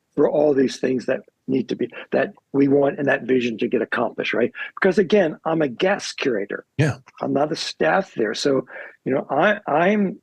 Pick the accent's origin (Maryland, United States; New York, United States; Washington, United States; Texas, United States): Maryland, United States; Baltimore; growing up in Baltimore